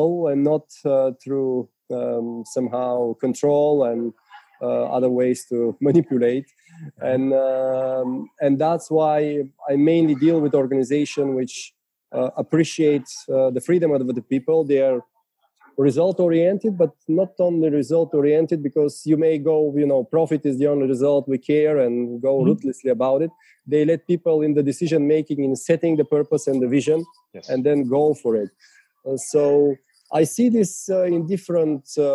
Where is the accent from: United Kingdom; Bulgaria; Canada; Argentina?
Bulgaria; first language Bulgarian; English is a second language; Bulgarian, my mother tongue